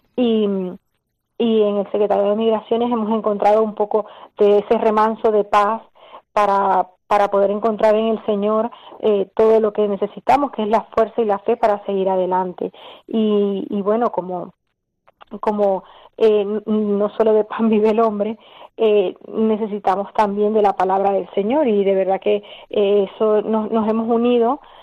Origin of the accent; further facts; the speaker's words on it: Venezuela; moved away as an adult; now in Spain; salimos de Venezuela en el año 2013